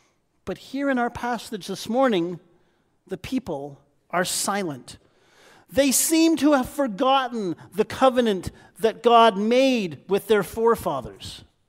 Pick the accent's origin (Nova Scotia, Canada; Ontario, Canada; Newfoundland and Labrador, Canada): Ontario, Canada; Niagara Falls; Now, I'm a Niagara boy, born and bred. I was raised just outside of Niagara Falls